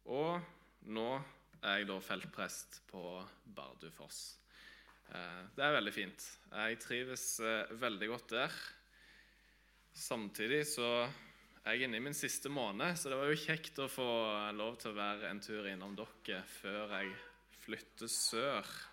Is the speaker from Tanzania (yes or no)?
yes; Tanzania; also born or lived in Vigrestad, Norway; now in Norway; Jeg er opprinnelig fra Vigrestad på Jæren. Jeg er født og oppvokst i Tanzania av eh, misjonærforeldre.